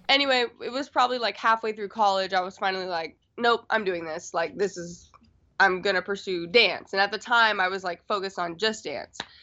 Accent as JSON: {"language": "English", "region": "Florida", "country": "United States", "also_born_or_lived": "Washington, D.C.", "moved": "as an adult", "lives_now": "Los Angeles, United States", "said": "I am originally from Florida"}